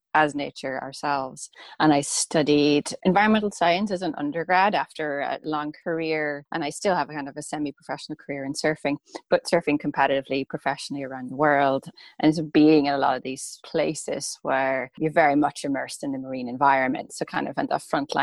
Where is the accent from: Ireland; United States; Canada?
Ireland; Rossnowlagh, County Donegal; I grew up in Donegal in Rusnaula, kind of a famous surfing beach